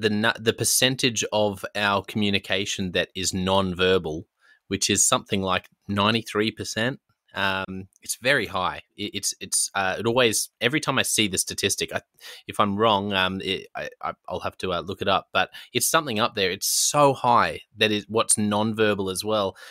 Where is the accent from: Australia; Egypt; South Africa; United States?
Australia; This is me being very Australian